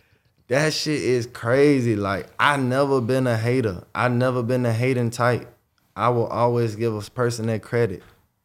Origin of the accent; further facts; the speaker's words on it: Jacksonville, Florida, United States; Jacksonville, Florida. I'm from Jacksonville, Northside